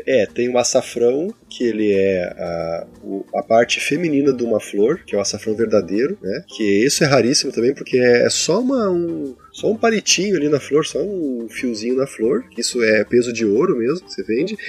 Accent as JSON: {"language": "Portuguese", "region": "Rio Grande do Sul", "country": "Brazil", "said": "eu digo bergamota, que eu sou gaúcho"}